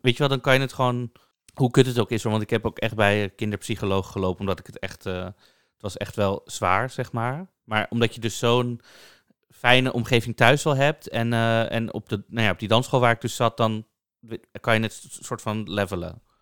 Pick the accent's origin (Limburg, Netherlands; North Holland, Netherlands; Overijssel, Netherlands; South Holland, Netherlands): North Holland, Netherlands; Amsterdam; ik ben dan ook opgegroeid in Amsterdam, in Amsterdam-Noord